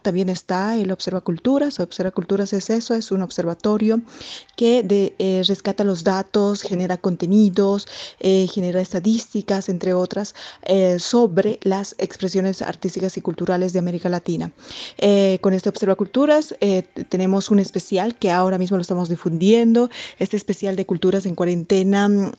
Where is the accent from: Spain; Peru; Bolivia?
Bolivia; moved away as an adult; now in Brasília, Brazil; soy boliviana, de nacionalidad boliviana y bueno, viviendo como más de, cuatro meses eh, acá en Brasil, en Brasilia exactamente